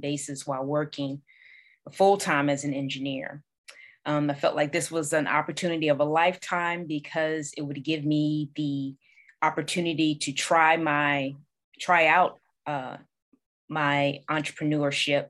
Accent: Norfolk, Virginia, United States; I'm originally from Norfolk, Virginia

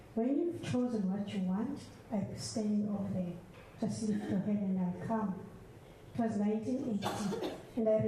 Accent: South Africa; I'm from South Africa

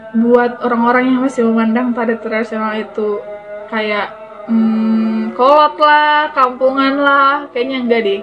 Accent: North Sumatra, Indonesia; moved away; aku kan dulu kan tinggal di desa ya, di desa di Sumatera Utara

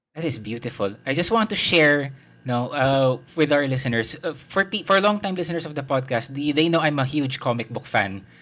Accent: Philippines; Pilipino ako

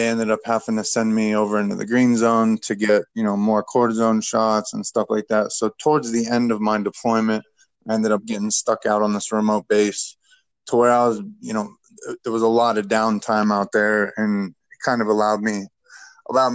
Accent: Youngstown, Ohio, United States; I'm from a little blue-collar steel town from Youngstown, Ohio. It's the northeast tip of Ohio

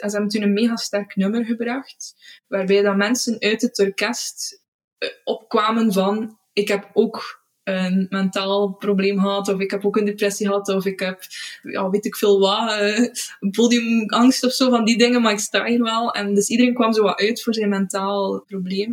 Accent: Beselare, Flanders, Belgium; moved away as an adult; now in Izegem, Belgium; En ik ben afkomstig uit Beeselaren, het, het Heksendorp

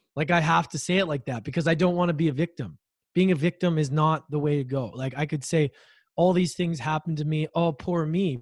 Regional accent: Edmonton, Alberta, Canada; moved away; I grew up in Edmonton, Alberta, Canada

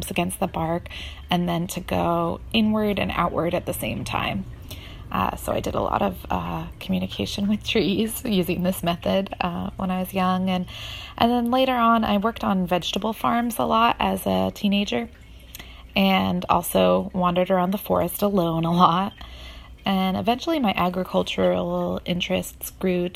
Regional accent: Hudson River Valley, New York, United States; I grew up rurally in the Hudson River Valley of New York State

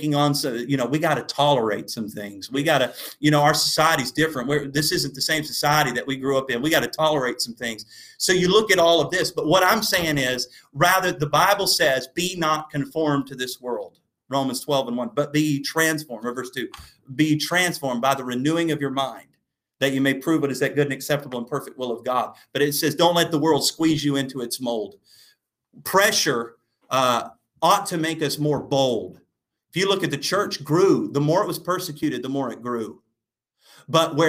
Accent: United States; As an American

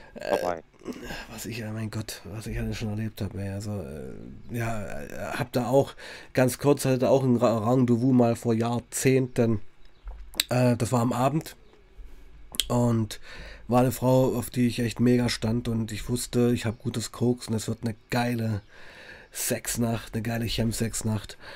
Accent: Weißenfels, Saxony-Anhalt, Germany; ich komme ja aus Weißenfels, Sachsen-Anhalt, also wirklich tiefster Osten

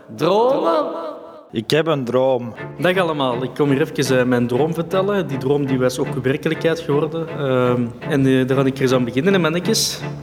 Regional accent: Belgium; wij als Belg

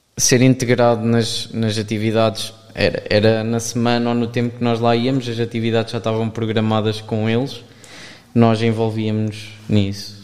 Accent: Aveiro area, Centro, Portugal; sou daqui da zona de Aveiro

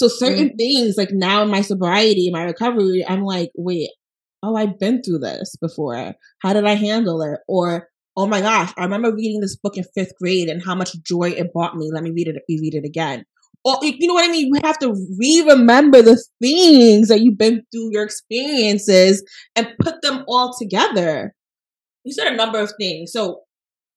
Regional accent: New York City, New York, United States; I was born in New York City

